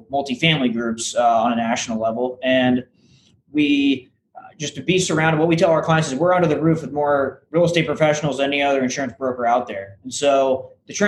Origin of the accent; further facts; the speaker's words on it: St. Petersburg, Florida, United States; also born or lived in Tallahassee, Florida; I'm originally from the St. Petersburg, so Tampa Bay area